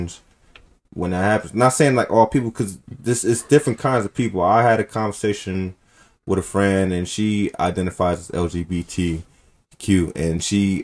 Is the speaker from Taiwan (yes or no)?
no; Oakland, California, United States; we come from Oakland